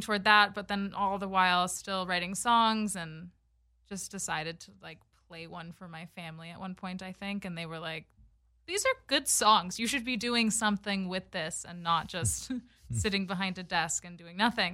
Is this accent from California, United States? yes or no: yes; Los Angeles, California, United States; Born and raised in LA, and my mom is Canadian